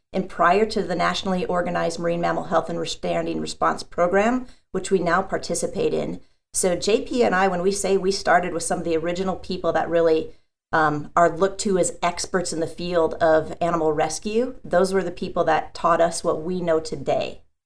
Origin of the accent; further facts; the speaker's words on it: South Dakota, United States; now in San Diego, United States; I actually grew up in the Midwest in South Dakota